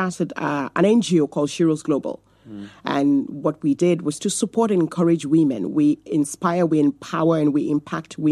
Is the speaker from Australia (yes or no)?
no; Nigeria; now in Navan, Ireland; I come originally from Nigeria, and I come from a polygamous home